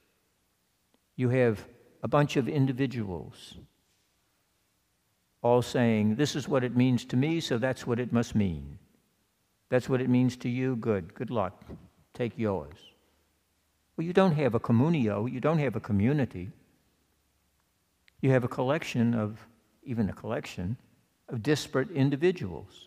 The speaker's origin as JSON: {"language": "English", "region": "Louisiana", "country": "United States", "said": "I'm from Louisiana."}